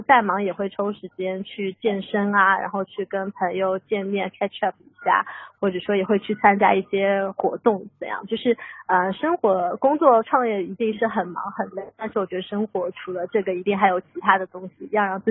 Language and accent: Chinese; Shanghai, China; 大家好，